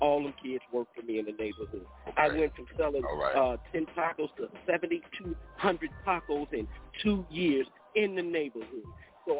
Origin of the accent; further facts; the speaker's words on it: Las Vegas, Nevada, United States; I'm being from Vegas